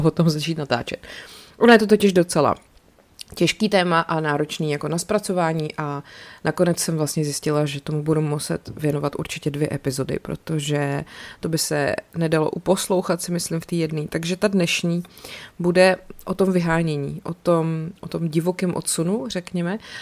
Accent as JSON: {"language": "Czech", "country": "Czechia", "said": "člověk jako Čech"}